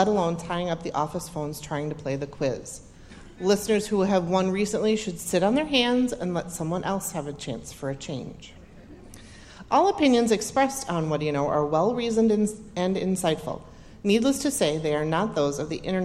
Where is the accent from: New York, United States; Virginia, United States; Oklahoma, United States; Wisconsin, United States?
Wisconsin, United States; Eau Claire; I'm from Eau Claire